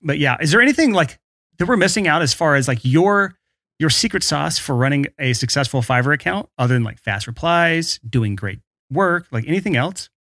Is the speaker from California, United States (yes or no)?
no; Alabama, United States; my home state